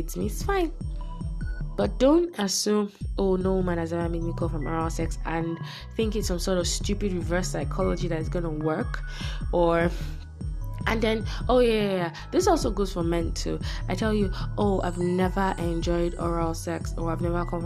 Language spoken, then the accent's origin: English; Nigeria; I'm Nigerian